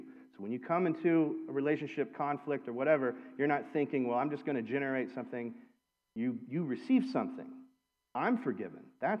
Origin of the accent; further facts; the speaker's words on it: Lexington, Kentucky, United States; I'm from Kentucky. I'm from here. I was born in Lexington, but I've lived in so many different places